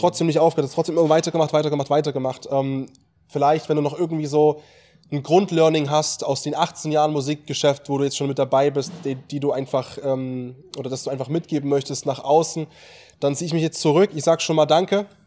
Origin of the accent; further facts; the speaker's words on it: East Germany, Germany; bei uns in Ostdeutschland in der Region